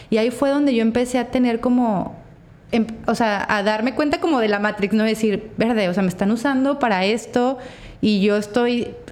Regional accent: Torreón, Coahuila, Mexico; now in Mazatlán, Mexico; Todavía Torreón, de donde yo vengo, es una sociedad mucho más cerrada que Mazatlán

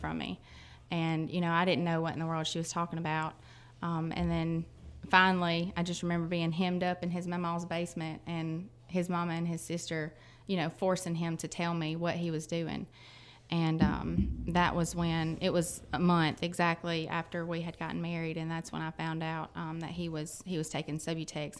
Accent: Shannon, Mississippi, United States; I'm from Shannon.

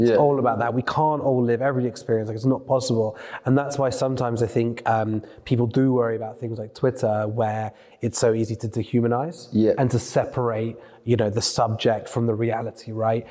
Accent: London, United Kingdom; growing up in Northwest London

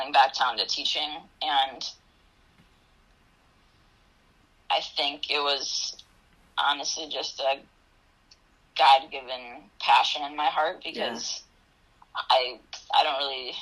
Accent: Wausau, Wisconsin, United States; also born or lived in Eau Claire, Wisconsin / Altoona, Wisconsin; I grew up in Wausau, Wisconsin, and I graduated from Wausau East High School

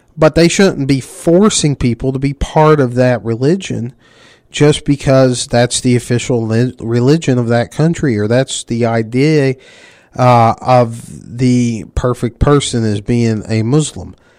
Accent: the South, United States; I grew up in the South.

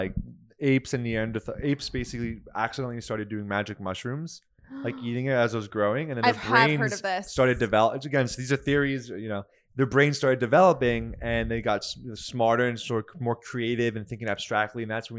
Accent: United States; I'm American and then, or I'm Jewish and I have this sort of bloodline

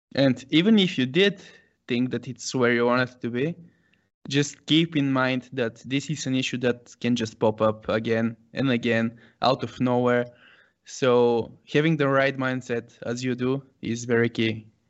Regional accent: Sofia, Sofia City, Bulgaria; born and raised in Sofia, Bulgaria

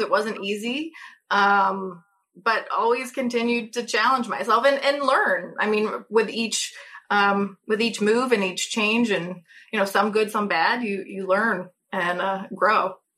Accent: St. Louis, Missouri, United States; also born or lived in Kentucky; I'm originally from St. Louis

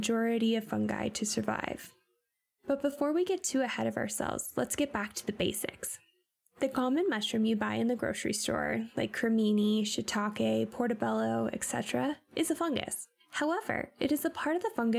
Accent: Pacific Northwest, United States; growing up in the Pacific Northwest

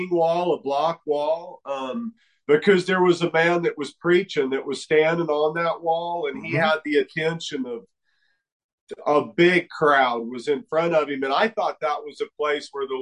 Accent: New Mexico, United States; I was raised here in New Mexico to a logging and sawmilling family

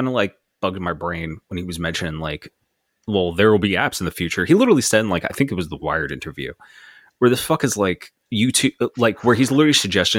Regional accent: United States; I'm American

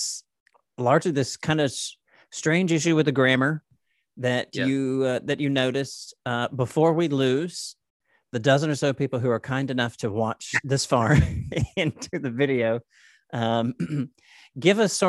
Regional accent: the South, Southern United States, United States; Us, you and I as Southerners

